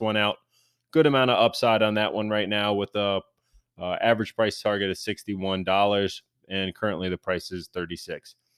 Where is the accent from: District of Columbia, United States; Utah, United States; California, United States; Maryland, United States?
Maryland, United States; my home state of Maryland